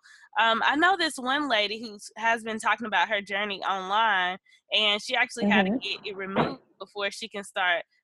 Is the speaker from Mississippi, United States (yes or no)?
yes; Mississippi, United States; moved away as an adult; now in Houston, United States; I'm originally from Mississippi. I currently live in Houston